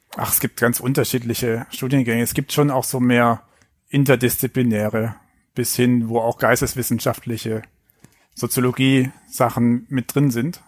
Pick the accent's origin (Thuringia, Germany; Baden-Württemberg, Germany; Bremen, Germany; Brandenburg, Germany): Baden-Württemberg, Germany; Filder, near Stuttgart; accent: Swabian; now in Hamburg, Germany; Aufgewachsen bin ich dann auf den Fildern